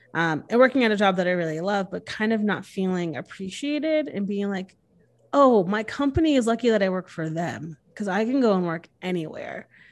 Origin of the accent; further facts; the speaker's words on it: Connecticut, United States; moved away as an adult; now in Texas, United States; I'm born and raised in Connecticut. I moved here when I was twenty-six, so I've been here six years.